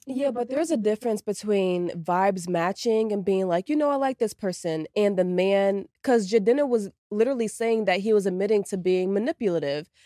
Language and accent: English; New York, United States; moved away; I'm, I'm from New York